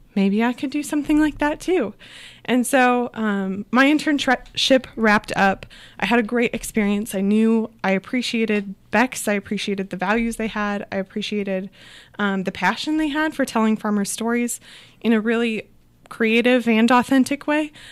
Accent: Southeast Iowa, United States; Yeah, so I grew up in Southeast Iowa, but I didn't grow up on a farm

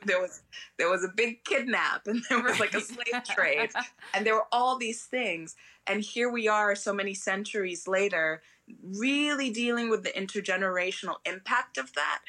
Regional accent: London, United Kingdom; also born or lived in Arizona / Oregon; now in United States; where I was raised in London, everybody was sort of an immigrant

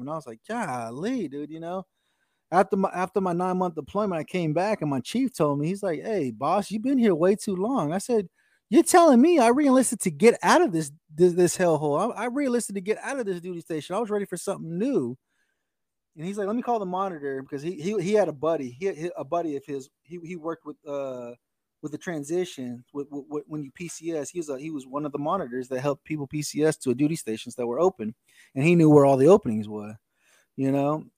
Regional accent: Oklahoma, United States; also born or lived in Texas; I, have grown up in Oklahoma all my life. You know, I, I, I I was born in Texas.

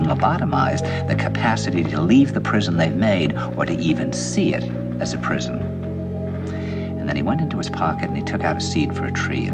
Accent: New York, United States; And I said, "New York."

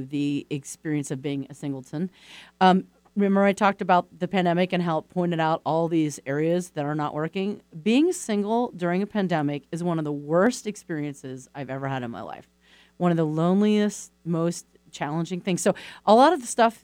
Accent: East Coast, United States; I'm from the East Coast

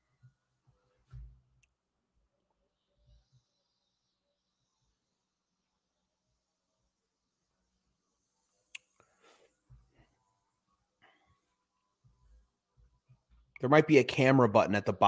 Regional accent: Chicago, Illinois, United States; now in New Jersey, United States; I'm from Chicago. I live in Jersey now

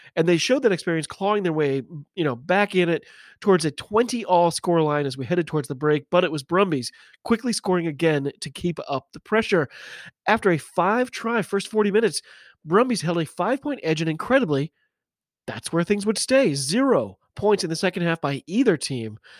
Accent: United States; I'm an American

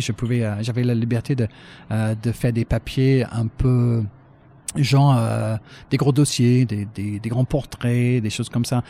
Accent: Brighton, South East England, United Kingdom; French is a second language; moved away as an adult; also born or lived in Paris / Manchester; now in France; je cherche à devenir journaliste euh, d'abord chez moi à Brighton

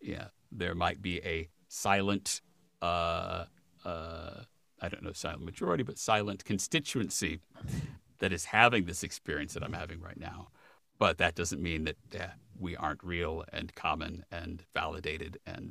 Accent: Midwest, United States; Well, I grew up in the Midwest, so you know there's lots of deer hunting in the Midwest.

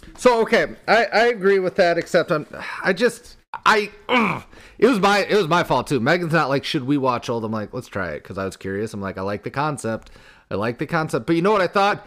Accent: Iowa, United States; growing up in Iowa

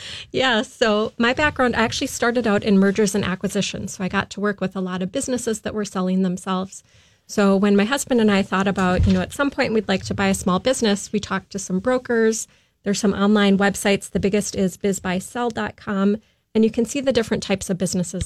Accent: Afton, Minnesota, United States; also born or lived in Boston / Florida; I'm originally from Minnesota, out in the Afton area

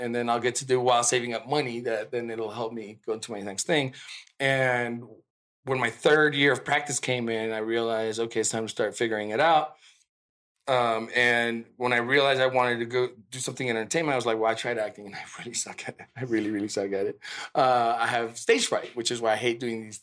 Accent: California, United States; English is a second language; also born or lived in Mexico City, Mexico; growing up in California

